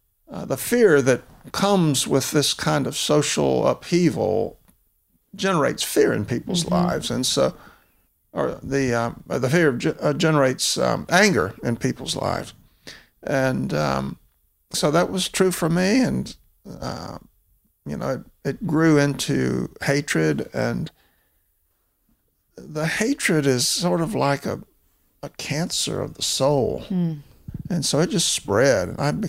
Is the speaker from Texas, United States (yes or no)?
no; Mobile, Alabama, United States; Well, I was raised in Mobile, Alabama, which was founded in 1702.